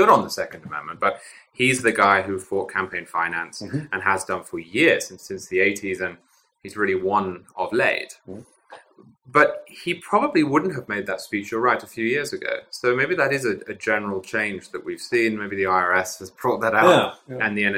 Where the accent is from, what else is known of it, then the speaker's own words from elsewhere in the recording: United Kingdom; accent: British; now in United States; I'm British